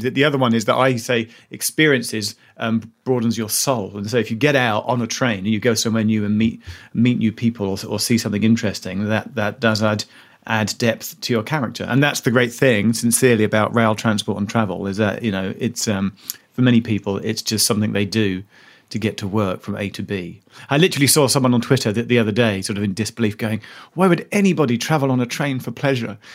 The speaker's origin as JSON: {"language": "English", "region": "London", "country": "United Kingdom", "tie": "born or raised there", "also_born_or_lived": "United States", "said": "I grew up in South Suburban London"}